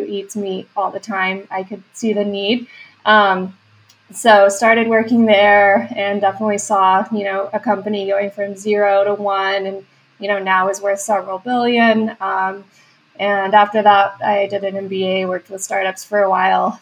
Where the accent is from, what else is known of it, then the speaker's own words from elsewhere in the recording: West Texas, United States; moved away; I'm originally from West Texas, had no exposure to startups there